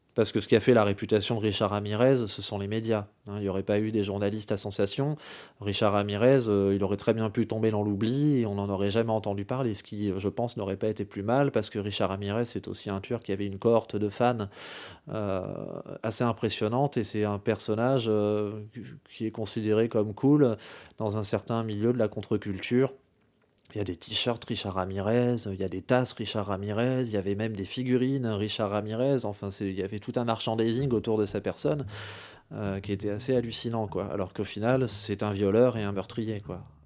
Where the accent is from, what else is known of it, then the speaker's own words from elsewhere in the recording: France; chez nous en France